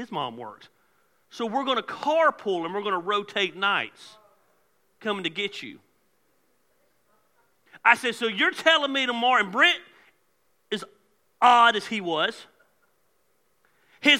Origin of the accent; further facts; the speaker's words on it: Decatur, Georgia, United States; I was raised in Decatur, Georgia